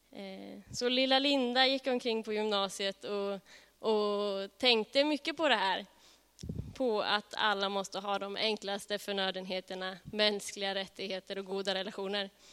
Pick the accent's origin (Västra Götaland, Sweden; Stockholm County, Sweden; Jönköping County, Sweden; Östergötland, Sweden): Östergötland, Sweden; Norrköping; född och uppvuxen i Norrköping